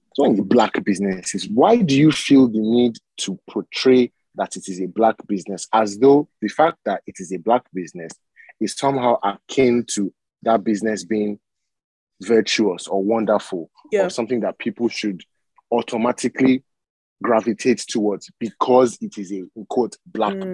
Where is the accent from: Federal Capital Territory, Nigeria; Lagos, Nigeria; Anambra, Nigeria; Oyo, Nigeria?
Lagos, Nigeria; Badagry; I'm from Badagry, right, in Nigeria, in Lagos.